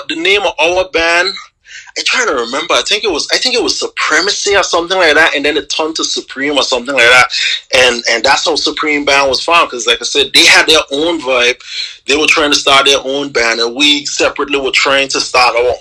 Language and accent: English; Anguilla; I'm from Anguilla